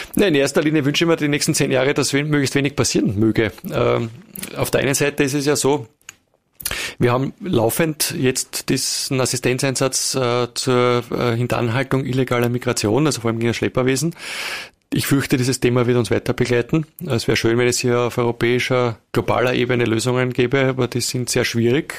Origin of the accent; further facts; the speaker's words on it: Wiener Neustadt, Lower Austria, Austria; moved away as an adult; also born or lived in Burgenland / Vienna; now in Carinthia, Austria; bin dann aber in Wiener Neustadt aufgewachsen, äh, die meiste Zeit